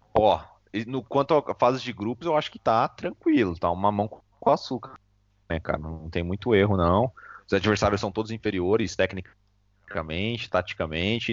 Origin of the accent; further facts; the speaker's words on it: Brazil; Eu sou brasileiro